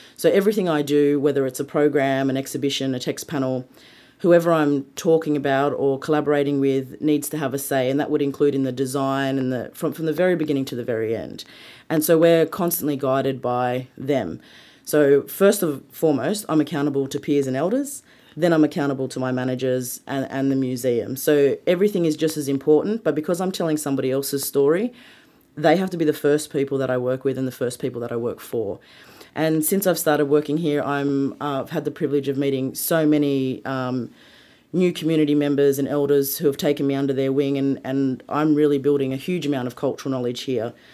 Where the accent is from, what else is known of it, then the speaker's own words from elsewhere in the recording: Sydney, New South Wales, Australia; also born or lived in Walgett; I was born in Sydney, but, um, my mother migrated from England when she was sixteen years old and met my family, and she moved to Sydney to become a nurse, and my father followed her down here, and I was born down here. So I spent nine months of the year down here with my mum, uh, doing my schooling